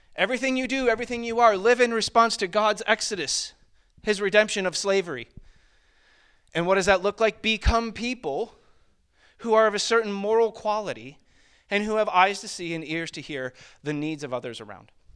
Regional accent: Springville, New York, United States; moved away; I grew up in the western portion of New York State, uh, which is where Niag-, Niagara Falls is

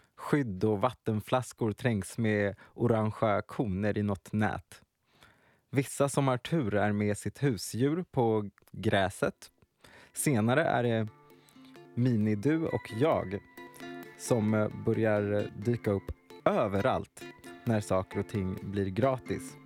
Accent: Närke, Örebro County, Sweden; also born or lived in Ghana; Jag är från Ghana, men uppväxt i Närke

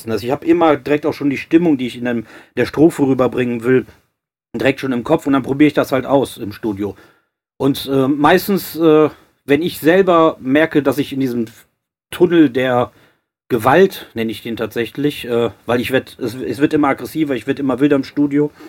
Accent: Cologne, North Rhine-Westphalia, Germany; klar, ich komme aus Köln, paar, äh, schwule Kumpels

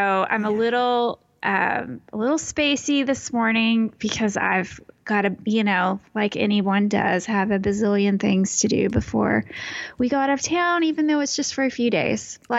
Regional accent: Texas, United States; It's in my home state in Texas.

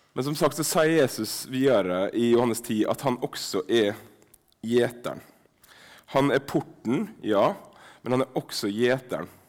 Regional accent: Sunnmøre, Møre og Romsdal, Norway; accent: Sunnmørsk; first language Sunnmørsk Norwegian; mitt morsmål sunnmørsk

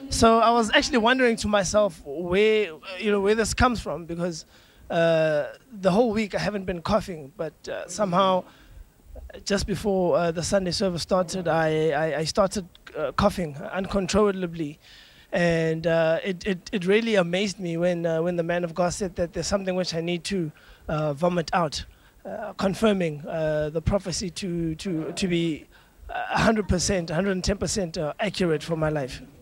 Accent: South Africa; I come from South Africa.

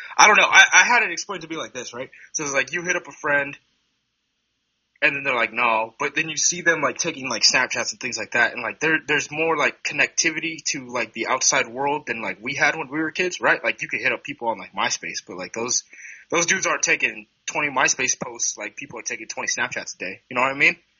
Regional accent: Hood River, Oregon, United States; I'm from Hood River Valley, right? So I, am from Hood River, Oregon. Uh, Hood River Valley High School is one of two schools that, when I graduated in 2012

